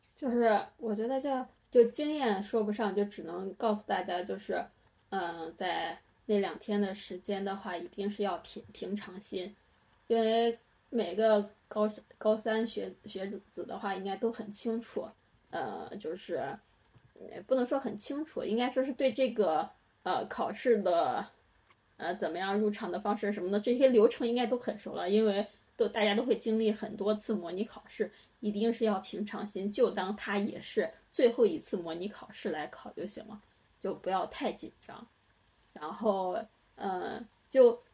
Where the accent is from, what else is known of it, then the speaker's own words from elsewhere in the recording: Henan, China; 我们都是河南的。先说好河南省是，是高考大省